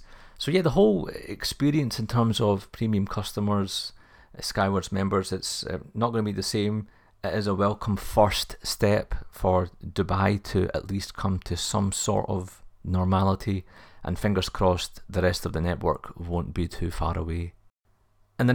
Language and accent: English; Glasgow, Scotland, United Kingdom; I am a Glaswegian myself, so I had to do something special, so do check that out on the YouTube channel.